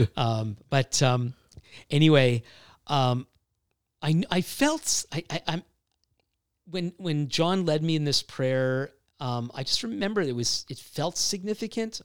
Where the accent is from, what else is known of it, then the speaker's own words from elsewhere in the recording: Montreal, Quebec, Canada; both my wife and I grew up in, in Montreal